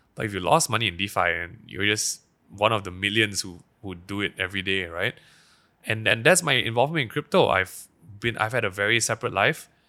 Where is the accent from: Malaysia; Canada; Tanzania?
Malaysia; Petaling Jaya, Selangor; I grew up in Daman Sarawak-Tama schools